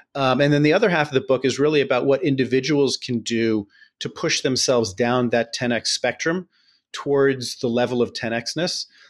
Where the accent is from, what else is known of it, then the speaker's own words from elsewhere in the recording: New York City, New York, United States; we're both born and raised in New York City.